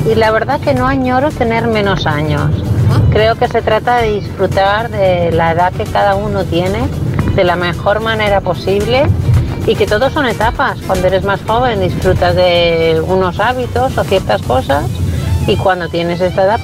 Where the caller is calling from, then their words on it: Seville, Andalusia, Spain; de Sevilla.